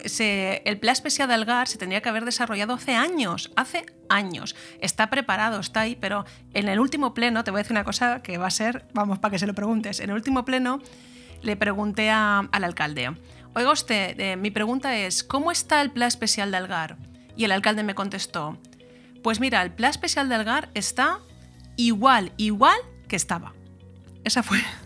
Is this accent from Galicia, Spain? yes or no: no; Callosa, Valencian Community, Spain; formar parte de, una institución como el ayuntamiento de, de mi pueblo, de Callosa